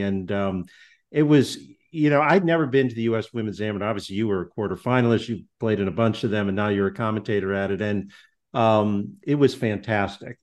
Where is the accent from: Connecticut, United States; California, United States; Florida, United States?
Connecticut, United States; I'm from Connecticut